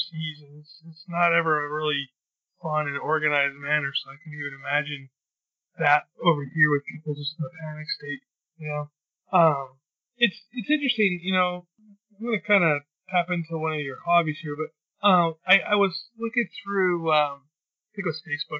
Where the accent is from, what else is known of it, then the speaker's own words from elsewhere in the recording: New York, United States; moved away; I'm from New York originally